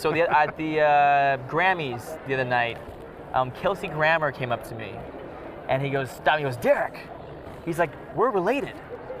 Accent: Utah, United States; moved away as an adult; also born or lived in London, United Kingdom; I'm from Utah.

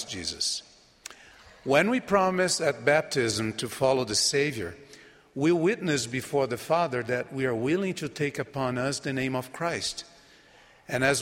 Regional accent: Brazil; first language Portuguese; English is a second language; My home country of Brazil

